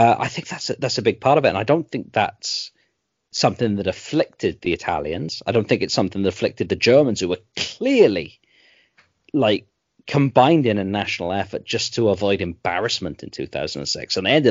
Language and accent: English; England, United Kingdom